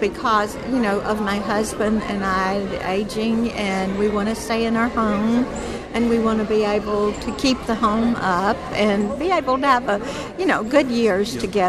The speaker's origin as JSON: {"language": "English", "region": "Florida", "country": "United States", "lives_now": "Memphis, United States", "said": "I've been listening to Bot since I moved to Memphis. We moved from Florida to Memphis, and it was a very hard adjustment for me."}